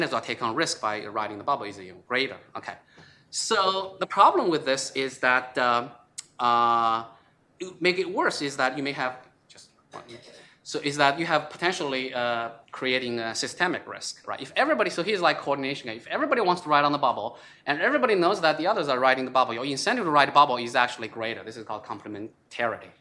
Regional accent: China; moved away; I came from China

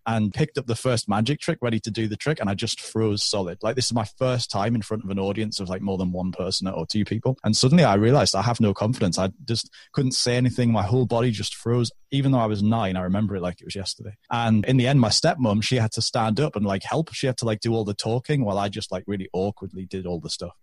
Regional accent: United Kingdom; moving back to my hometown where I still am.

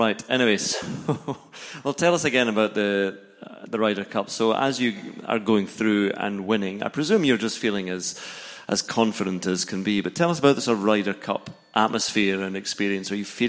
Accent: Scotland, United Kingdom; I'm Scottish, I can't really comment on that.

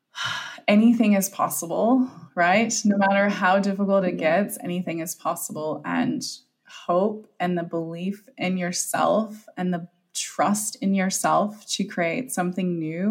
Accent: United States; moved away as an adult; also born or lived in Japan; now in Melbourne, Australia; beginning my life in the US and moving to a new country

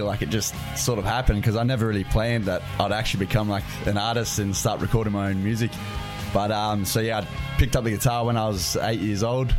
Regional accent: Canberra, Australian Capital Territory, Australia; I grew up on the farm. Yep. Uh, just outside Canberra

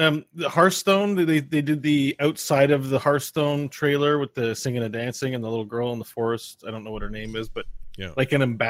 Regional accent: Canada; I'm from Canada, you guys.

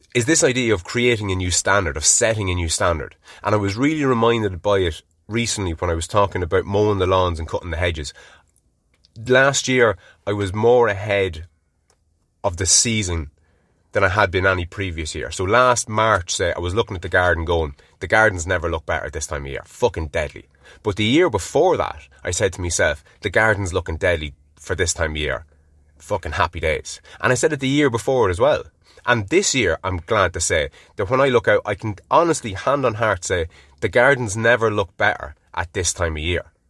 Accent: Ireland; being Irish

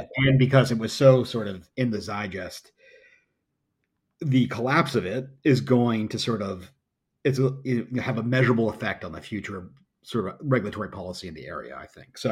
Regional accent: United States; as an American

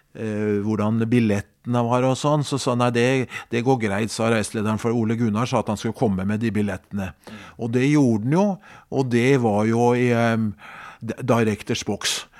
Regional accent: Skedsmo, Akershus, Norway; hjemme i Skedsmo

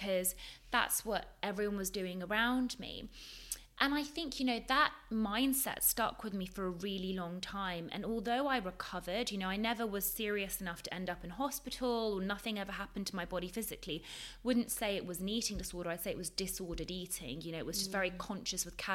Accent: London, United Kingdom; also born or lived in Leeds; I grew up in London. I grew up in a very multicultural society in London

